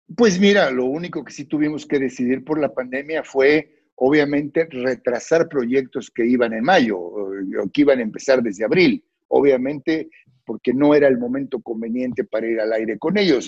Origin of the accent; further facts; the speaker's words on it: Mexico; a mí me había tocado vivir crisis en mi país